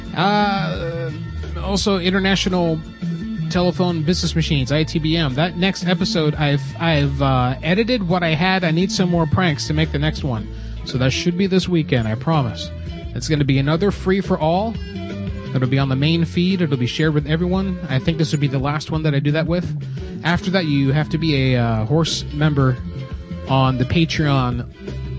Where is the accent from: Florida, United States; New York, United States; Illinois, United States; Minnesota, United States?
Florida, United States; moved away as an adult; I was born and raised in Florida, and I lived there up until seven years ago